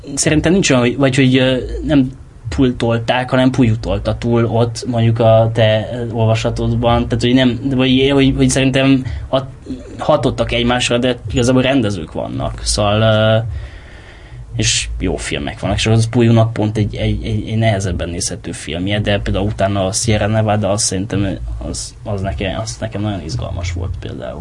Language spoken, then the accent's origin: Hungarian; Cluj-Napoca, Cluj County, Romania; moved away as an adult; also born or lived in Galambod, Mureș County, Romania; now in Hungary; Galambodon, uh, Marosvásárhely mellett van egy falu, ahol édesapám lelkész volt, és ott tíz évig ott éltem, és aztán onnan Kolozsvárra átköltöztünk, és akkor Kolozsváron éltem 97-től 2011-ig, és 2011-ben jöttem ide